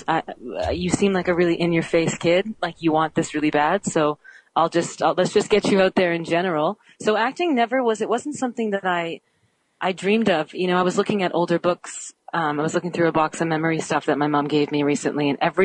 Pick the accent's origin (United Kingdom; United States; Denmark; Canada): Canada; I'm Canadian.